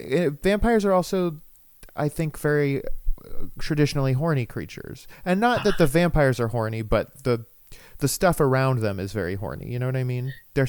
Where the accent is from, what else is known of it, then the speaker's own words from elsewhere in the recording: Florida, United States; I don't think I would know who Shaquille O'Neal was if I didn't grow up in Florida